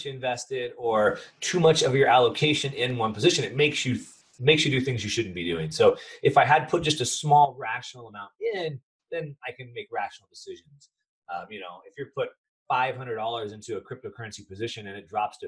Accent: United States; I am from the United States

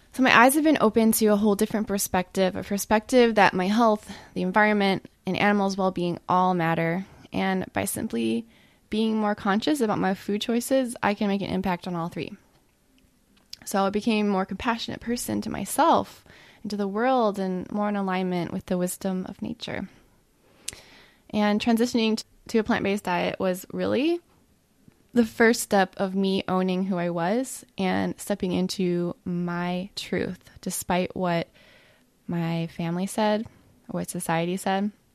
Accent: Ohio, United States; I grew up in the Midwest in Ohio on fast food and mac and cheese and Pop Tarts

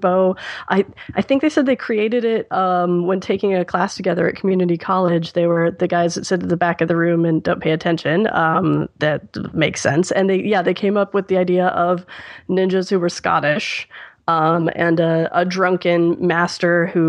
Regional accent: Midwest, United States; moved away; I'm from the Midwest

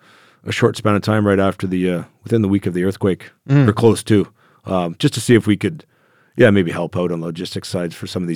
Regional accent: Germany; I think that's a result of my growing up in Germany as a youngster, you know, just castles were neat

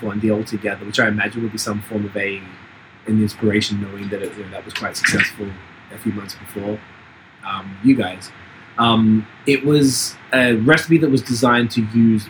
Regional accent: Australia; moved away; I'm from Australia

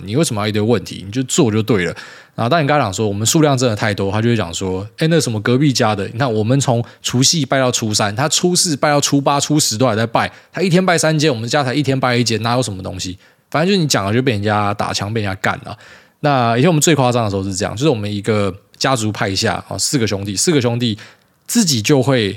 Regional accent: Miaoli County, Taiwan; moved away; 回来苗栗，真的觉得 不知道为什么，以前这个是我长大的地方，我很习惯

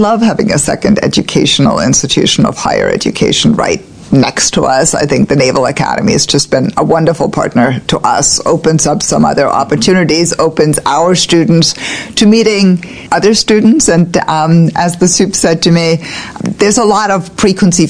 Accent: Germany; now in Annapolis, United States; I grew up in Germany

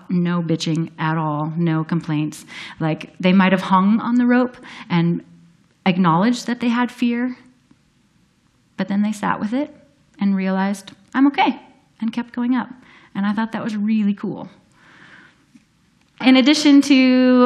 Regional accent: Minnesota, United States; I grew up in Minnesota

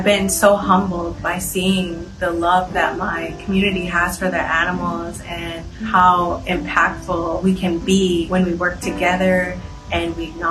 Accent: Red Lake Nation, northern Minnesota, United States; I am from the Red Lake Nation. I'm of the Eagle Clan. Living in northern Minnesota

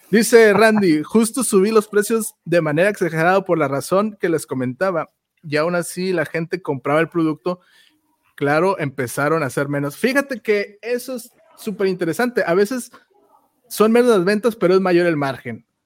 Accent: Ciudad Victoria, Tamaulipas, Mexico; yo soy de Victoria

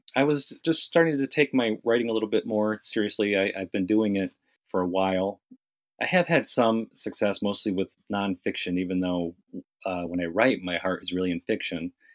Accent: New York, United States; now in Miami, United States; I grew up in New York. I moved to Miami around about 96

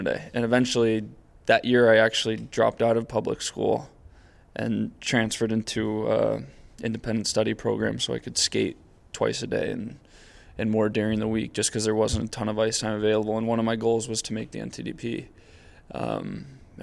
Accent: San Diego, California, United States; moved away; I was from San Diego

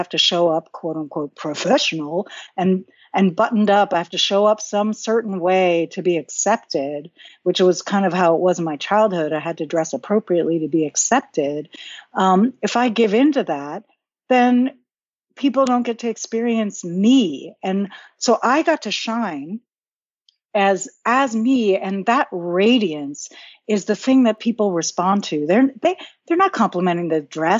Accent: New York, United States; I'm a New Yorker

